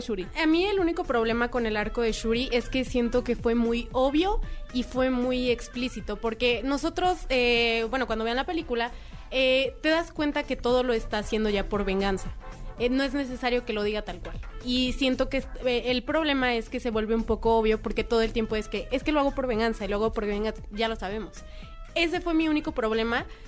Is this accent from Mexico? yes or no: yes; Mexico; como mexicanos